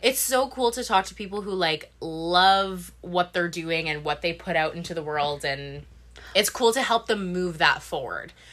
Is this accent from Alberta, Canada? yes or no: no; Sudbury, Ontario, Canada; moved away as an adult; now in Vancouver, Canada; my hometown is Sudbury